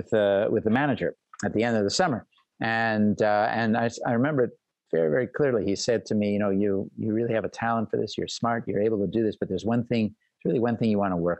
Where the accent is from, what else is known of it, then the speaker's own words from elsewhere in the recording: Montreal, Quebec, Canada; moved away; I'm Canadian and grew up in Montreal